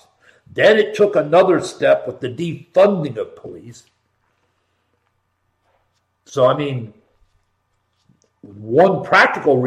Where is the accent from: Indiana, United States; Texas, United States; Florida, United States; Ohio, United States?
Ohio, United States; Columbus; I was born and raised in Columbus, Ohio